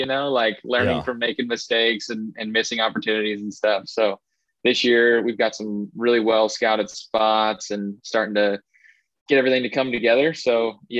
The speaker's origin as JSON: {"language": "English", "region": "Southern Indiana", "country": "United States", "tie": "born or raised there", "said": "I grew up here in Southern Indiana."}